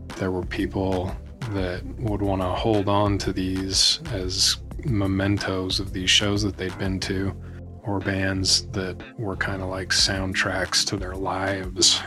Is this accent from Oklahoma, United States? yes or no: no; Salt Lake City, Utah, United States; born or raised there